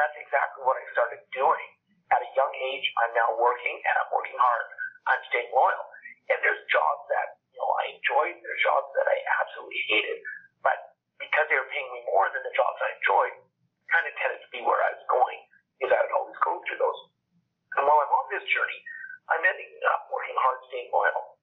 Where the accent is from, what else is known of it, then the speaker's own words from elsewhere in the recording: Alberta, Canada; when I was growing up, I'm from Canada. I live in a province called Alberta. And here we are very, very oil rich